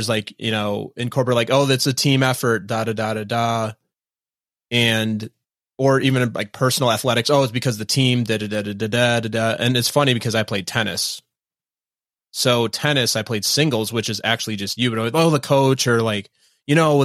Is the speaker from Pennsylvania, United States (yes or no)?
no; Minnesota, United States; moved away as an adult; also born or lived in East Coast; I grew up in Minnesota